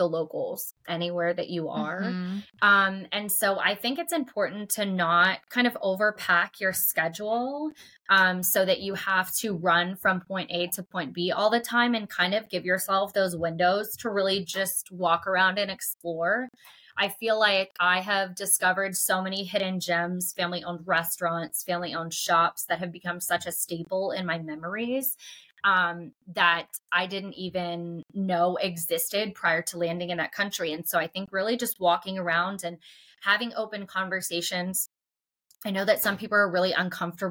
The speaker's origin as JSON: {"language": "English", "town": "Pittsburgh", "region": "Pennsylvania", "country": "United States", "said": "I'm from Pittsburgh"}